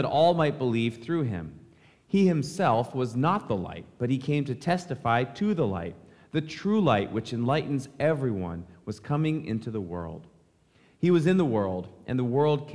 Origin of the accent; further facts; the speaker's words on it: United States; For us as American Christians, we often have a tradition of being at home